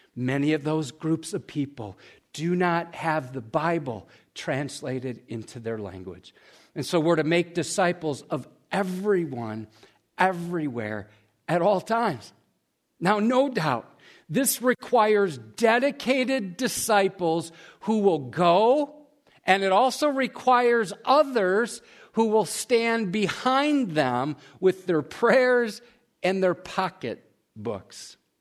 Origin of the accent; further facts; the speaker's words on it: United States; we as American Christians